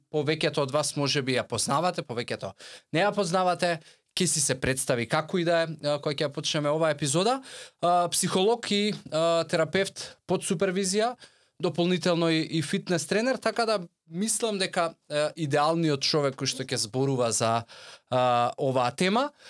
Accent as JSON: {"language": "Macedonian", "town": "Skopje", "region": "Skopje Statistical Region", "country": "North Macedonia", "tie": "born there", "also_born_or_lived": "Veles", "said": "пола сум од Струмица, по татко, по мајка Кавадарци, роден у Скопје, а, по само пределба Велешанец"}